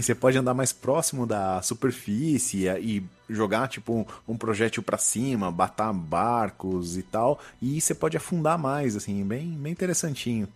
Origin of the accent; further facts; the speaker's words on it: Barbacena, Minas Gerais, Brazil; quando eu era criança lá em Barbacena